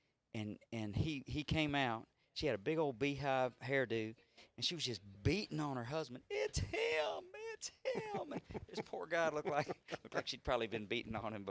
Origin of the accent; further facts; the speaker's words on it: Austin, Texas, United States; also born or lived in Houston; I was born here, but I grew up in Austin